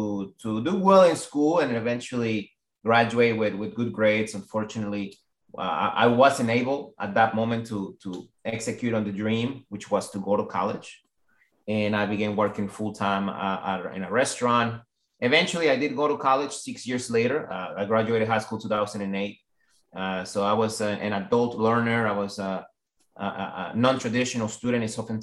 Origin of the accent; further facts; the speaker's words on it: Orlando, Florida, United States; And I grew up in Orlando, Florida. So I went straight to Orlando, Florida, and I really enjoy my time. I've lived there for 15 years.